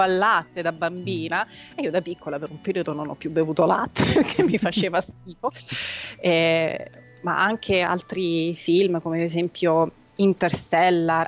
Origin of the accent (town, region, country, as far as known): Rome, Lazio, Italy; born or raised there; also born or lived in Tuscany